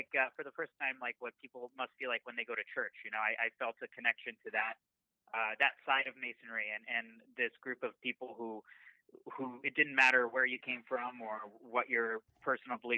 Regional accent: San Antonio, Texas, United States; moved away as an adult; also born or lived in Dallas, Texas; now in Los Angeles, United States; I grew up actually in Texas. San Antonio was my hometown for about 18 years.

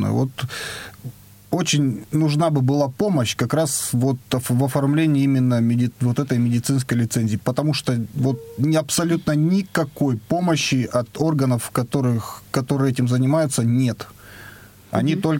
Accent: Yaroslavl Oblast, Russia; now in Ryazan, Russia; Ярославской области, я из Ярославской области.

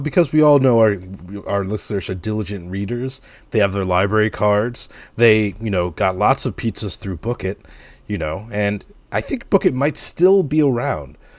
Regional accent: Piscataway, New Jersey, United States; when I was growing up in Piscataway

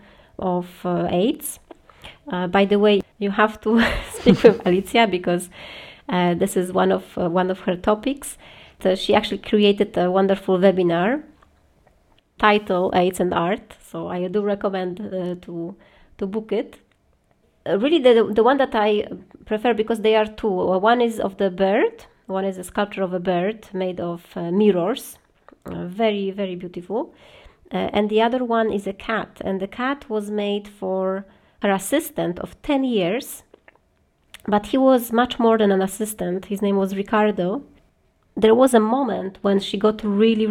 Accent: Poland; now in Paris, France; we are from Poland originally

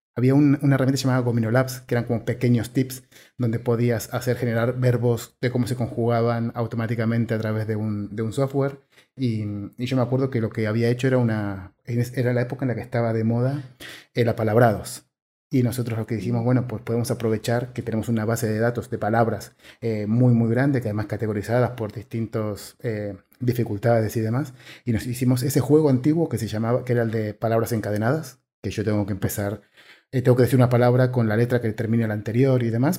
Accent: Argentina; siendo argentino

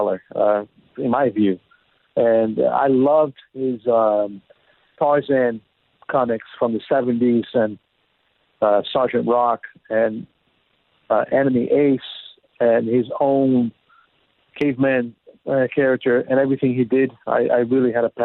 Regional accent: Brazil; moved away; I was born in Brazil

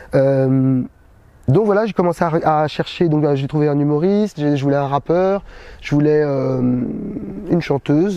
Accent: Paris, Île-de-France, France; Je suis né en 1976 à Paris

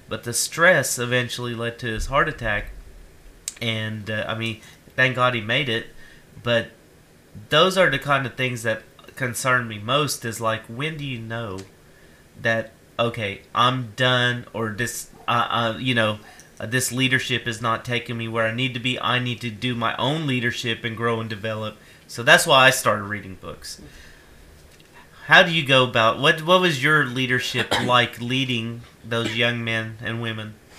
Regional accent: Ashland, United States; my years growing up in Ashland

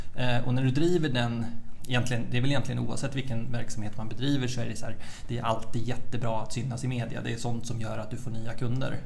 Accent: Örebro, Örebro County, Sweden; moved away as an adult; also born or lived in Umeå; född egentligen i Vivalla utanför Örebro, eh, en förort till Örebro. Eh, bodde där tills jag var åtta och då flyttade vi ut liksom, på landet

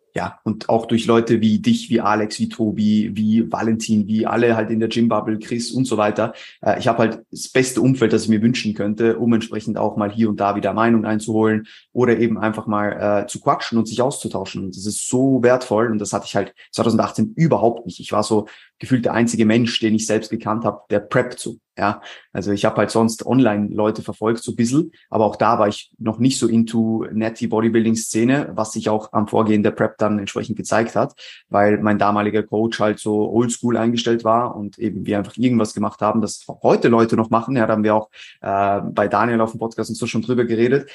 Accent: Switzerland; moved away as an adult; now in Vienna, Austria; ich äh, bin ursprünglich aus der Schweiz, äh, lebe mittlerweile seit äh, rund eineinhalb Jahren in Wien

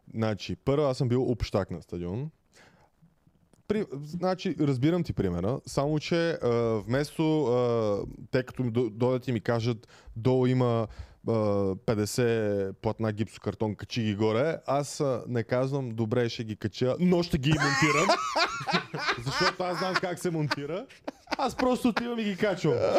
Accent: Bulgaria; also born or lived in England; сме доста българи на обекта

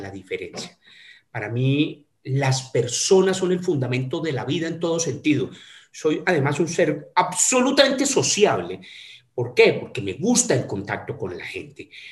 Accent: Manizales, Caldas, Colombia; moved away as an adult; now in Cali, Colombia; estudié en mi colegio en la ciudad de Manizales, en mi ciudad natal

